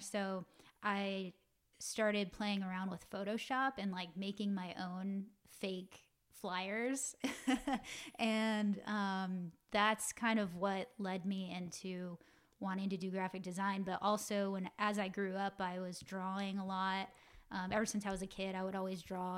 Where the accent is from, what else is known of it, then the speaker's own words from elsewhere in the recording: Roswell, Georgia, United States; moved away as an adult; now in Los Angeles, United States; I'm from Atlanta, Georgia. Um, in particular, a little suburb town called Roswell. And, um, yeah, just your typical, um, you know, family growing up in the South